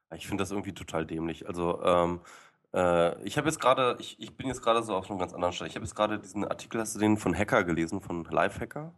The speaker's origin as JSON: {"language": "German", "region": "Lower Saxony", "country": "Germany", "said": "ich äh, bin Niedersachse"}